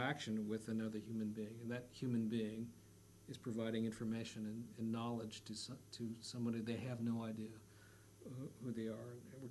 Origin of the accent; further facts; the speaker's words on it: West Coast, United States; moved away; I'm from the West Coast